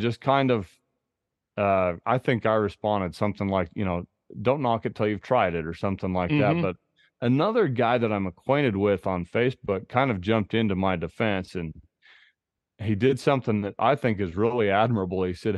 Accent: Idaho, United States; I hunted a bear this past spring here in my home state of Idaho, and shot it over dogs.

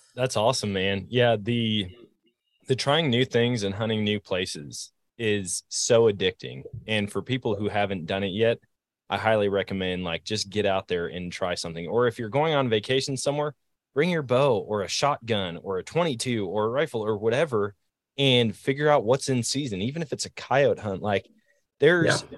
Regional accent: Eau Claire, Wisconsin, United States; growing up in Wisconsin

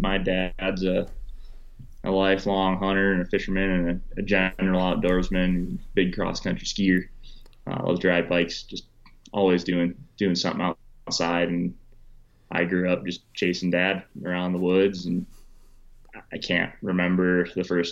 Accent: Wisconsin, United States; growing up in Wisconsin, I went to college in Wisconsin

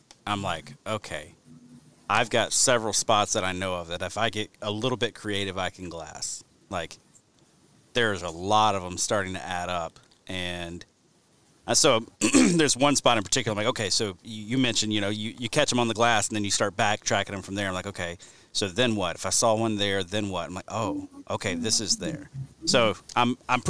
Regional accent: Alabama, United States; the county that I grew up in Alabama

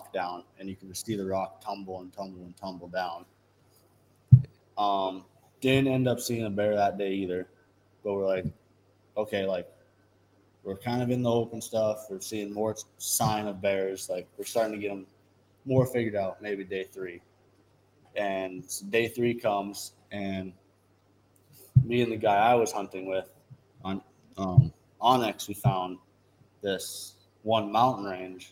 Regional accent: Dickinson, North Dakota, United States; we're all from Dickinson.

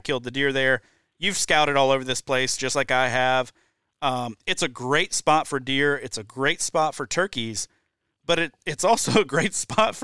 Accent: Deep South, United States; now in Wisconsin, United States; I grew up in the Deep South

